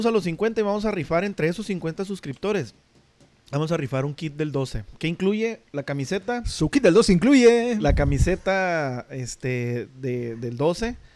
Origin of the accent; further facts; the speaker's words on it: Tijuana, Baja California, Mexico; vengo de Tijuana.